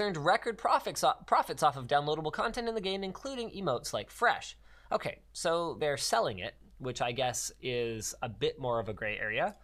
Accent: Canada; we're Canadian

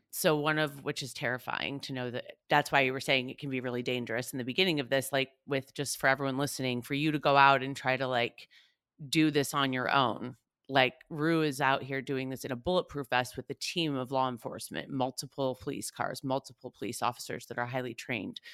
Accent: United States; born or raised there

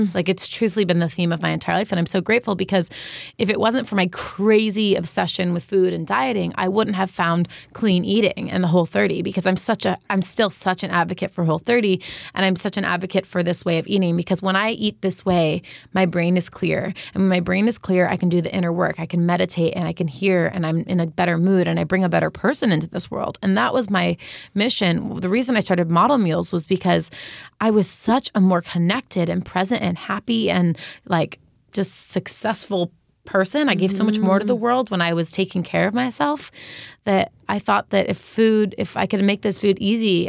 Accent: New York, United States; So I grew up in New York, so it was, like, bagels and pizza and fast food.

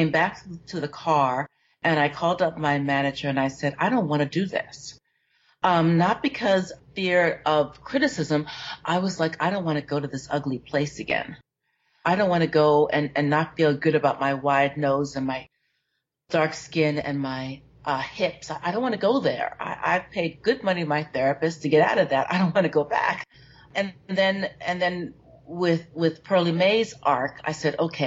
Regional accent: New York, United States; I grew up in New York, and I went to St. Mark's Methodist Church

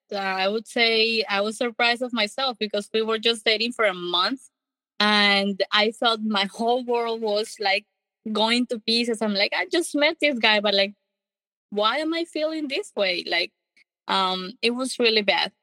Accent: Colombia; English is a second language; moved away as an adult; now in United States; I'm from Colombia. I uh, have one sister, and we were born and raised in Colombia in a happy family.

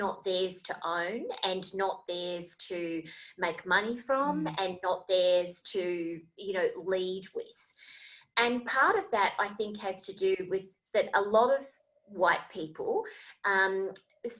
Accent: Australia; Australia, where I am from

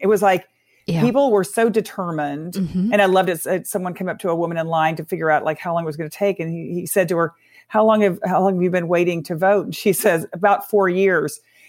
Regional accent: Texas, United States; I come from Texas

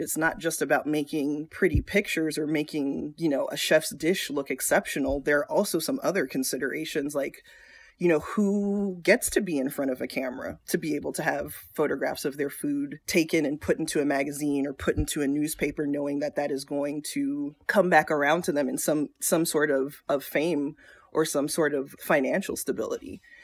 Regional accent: South Florida, United States; moved away as an adult; also born or lived in Chicago / North Carolina; I grew up in South Florida.

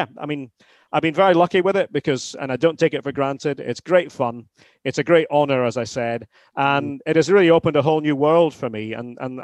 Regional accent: Aberdeen, Scotland, United Kingdom; now in Massachusetts, United States; I'm an Aberdonian. I'm from the Granite City

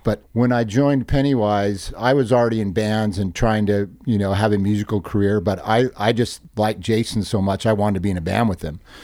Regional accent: Hermosa Beach, California, United States; We come from Hermosa

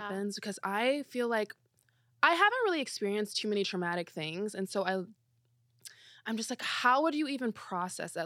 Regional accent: Belleville, Illinois, United States; moved away as an adult; also born or lived in Missouri / St. Louis; I'm from Belleville, Illinois.

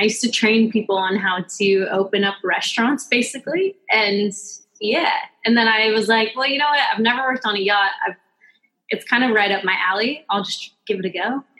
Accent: Pleasant Hill, Oregon, United States; moved away; Yeah, I'm actually from Oregon. A very, very small town in Oregon called Pleasant Hill.

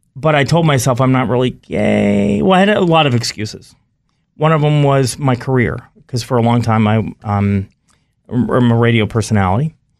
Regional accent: North Carolina, United States; I grew up in North Carolina

